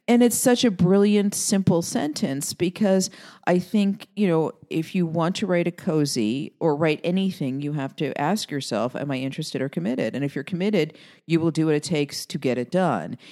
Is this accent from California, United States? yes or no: no; New York City, New York, United States; my family growing up in Queens